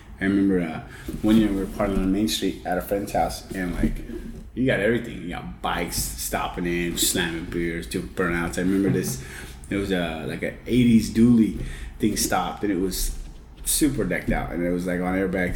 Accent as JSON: {"language": "English", "town": "San Jose", "region": "California", "country": "United States", "tie": "born or raised there", "also_born_or_lived": "San Martin, California", "lives_now": "Hollister, United States", "said": "I was born and raised in San Jose"}